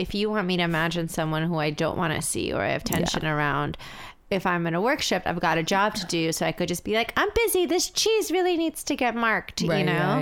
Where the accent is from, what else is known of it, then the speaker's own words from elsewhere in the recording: New York City, New York, United States; I grew up in the city, I went there as a teen, I read all my fucking radical texts there